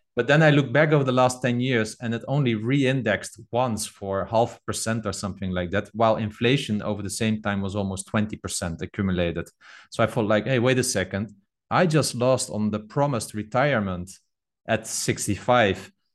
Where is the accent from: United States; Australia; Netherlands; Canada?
Netherlands; I'm from the Netherlands